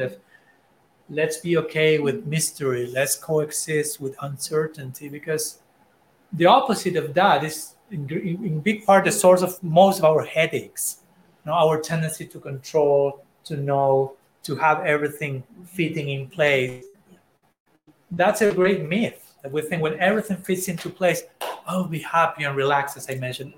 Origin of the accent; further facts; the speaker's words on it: Argentina; I'm from Argentina